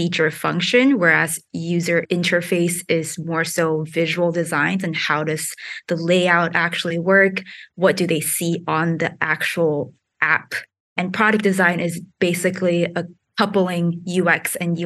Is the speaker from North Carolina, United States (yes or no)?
no; New York, United States; also born or lived in Singapore; I grew up in New York, but I was born in Singapore